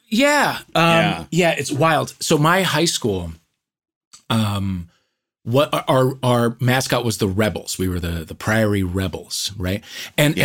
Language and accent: English; St. Louis, Missouri, United States; I grew up in St. Louis